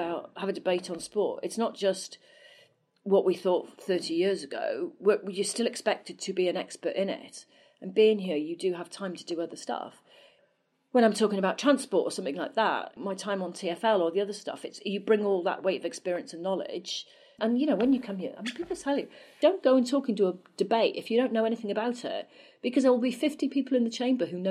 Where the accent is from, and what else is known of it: Wales, United Kingdom; born or raised there; moved away as an adult; now in England